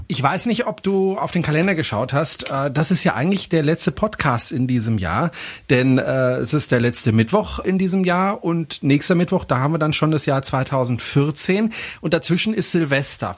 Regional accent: Freiburg, Baden-Württemberg, Germany; aus meiner Heimatstadt, aus Freiburg

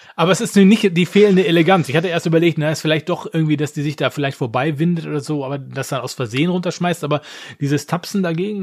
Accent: Essen, North Rhine-Westphalia, Germany; moved away; nach Essen in meine Heimatstadt

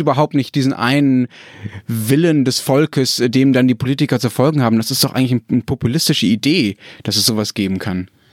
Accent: Germany; als Deutscher

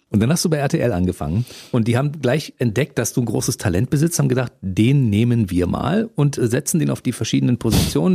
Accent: Berlin, Germany; wir sind ja beide Ost-Berliner

